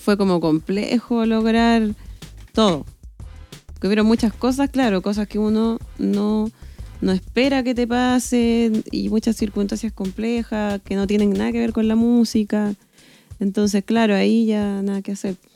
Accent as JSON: {"language": "Spanish", "country": "Chile", "said": "yo igual, como un chileno normal"}